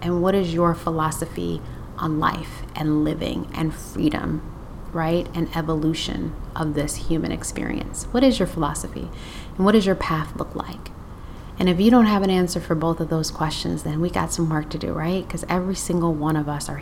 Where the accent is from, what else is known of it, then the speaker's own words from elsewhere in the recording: Detroit, Michigan, United States; moved away; I'm originally from Detroit and I have deep roots connected to Motown